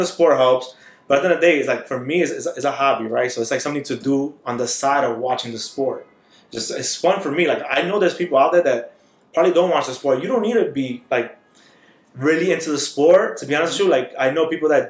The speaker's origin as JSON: {"language": "English", "region": "New York", "country": "United States", "said": "I'm from New York."}